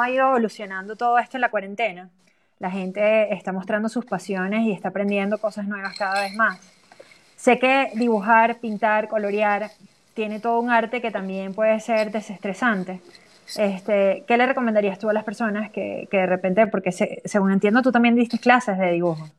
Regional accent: Venezuela

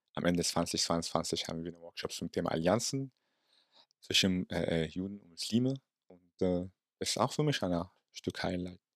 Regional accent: Palestine; German is a second language; now in Germany; als Palästinenser

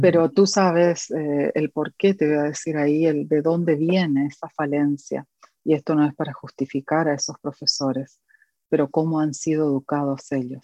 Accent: Corrientes, Argentina; en una iglesia de mi ciudad, de donde soy oriunda, de la provincia de Corrientes, Argentina.

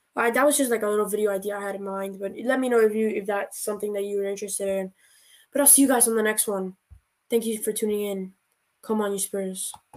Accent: United States; I'm American.

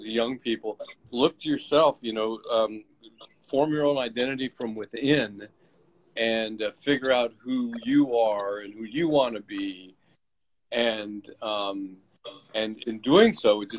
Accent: United States; I'm an American

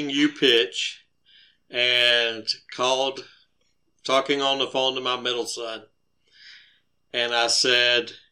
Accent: Georgia, United States; moved away as an adult; also born or lived in Johnson City, Tennessee; So I grew up in Georgia. We lived in Georgia, I reckon, until we moved to Johnson City, Tennessee

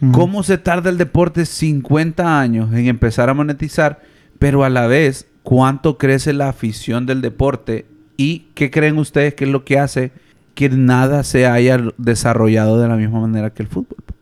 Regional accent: Honduras; nosotros como hondureños

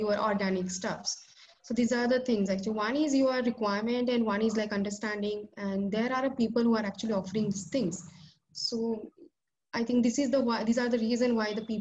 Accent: India; as an Indian consumer

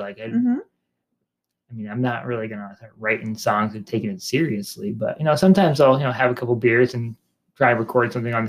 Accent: White Mountains, New Hampshire, United States; I grew up in the White Mountains my whole life

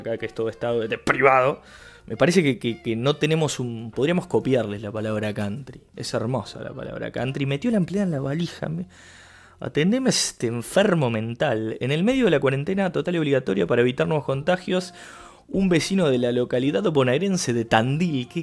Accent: Uruguay; yo soy un uruguayo tratando de hablar portugués

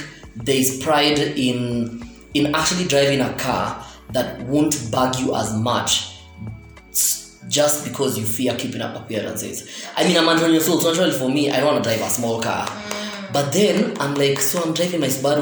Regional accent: Kangwere, Nairobi, Kenya; also born or lived in Karen, Nairobi; I'm from Kangwere, but I'm bougie nowadays. Like, I'm from Kangwere

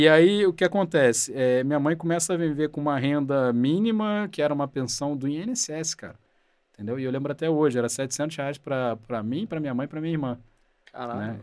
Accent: Rio de Janeiro, Brazil; moved away as an adult; now in São Paulo, Brazil; Eu nasci no Rio, cresci no Rio

